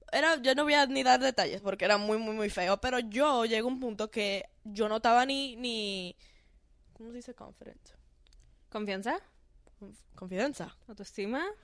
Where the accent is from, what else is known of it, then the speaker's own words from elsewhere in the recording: Dominican Republic; accent: Dominican; Yo creo que fue que yo la puse nerviosa con mi acento dominicano.